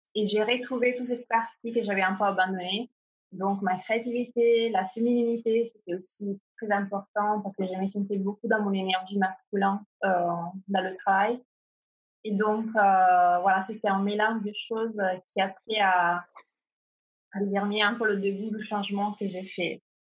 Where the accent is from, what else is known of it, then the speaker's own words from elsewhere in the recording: Italy; French is a second language; moved away as an adult; also born or lived in Milan, Italy; now in Paris, France; je suis italienne